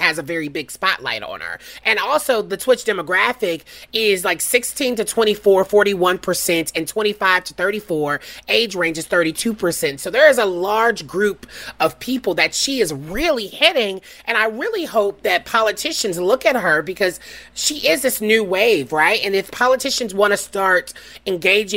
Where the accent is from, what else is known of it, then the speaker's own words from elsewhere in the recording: Nashville, Tennessee, United States; moved away; It's my hometown at Belmont University